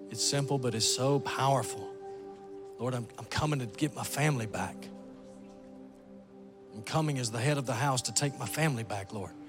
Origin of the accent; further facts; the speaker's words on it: Phoenix, Arizona, United States; Phoenix, Arizona. Phoenix, Arizona.